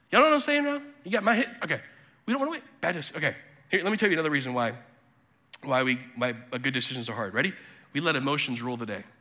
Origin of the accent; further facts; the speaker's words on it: Bolivia; also born or lived in South America; I was born in 1980 in Bolivia and lived in South America in the 80s and 90s.